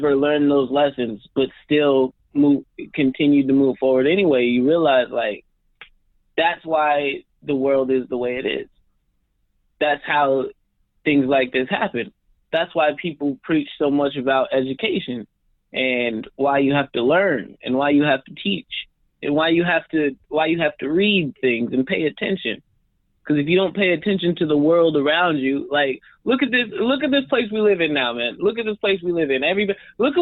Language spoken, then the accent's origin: English; Albuquerque, New Mexico, United States; moved away as an adult; now in New York City, United States; I'm from New Mexico, man. I'm not from the city